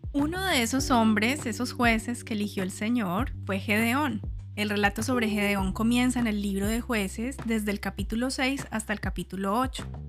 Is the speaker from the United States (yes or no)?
no; Colombia; mi país natal, Colombia